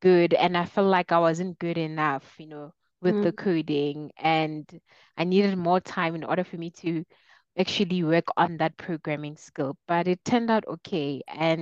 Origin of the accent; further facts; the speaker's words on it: Mokopane, Limpopo, South Africa; moved away as an adult; also born or lived in Pretoria, South Africa; now in Johannesburg, South Africa; I'm from a small town called Mokopani in Limpopo. So I was born and raised there, started school there until I left for varsity.